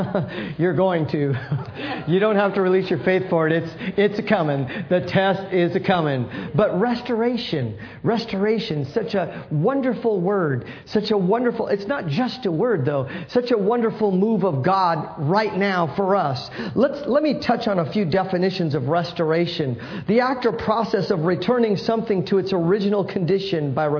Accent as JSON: {"language": "English", "town": "San Francisco", "region": "California", "country": "United States", "tie": "born or raised there", "said": "I grew up in San Francisco"}